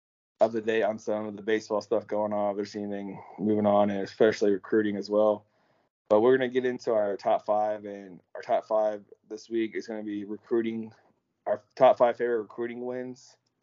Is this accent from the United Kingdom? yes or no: no; Elgin, Texas, United States; my hometown, Elgin.